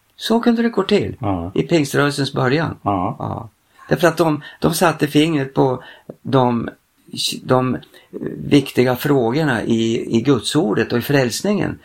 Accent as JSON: {"language": "Swedish", "area": "Frostviken mountains", "region": "Jämtland", "country": "Sweden", "said": "jag är ju same ja. och jag härstammar ifrån Frostrikens fjällen"}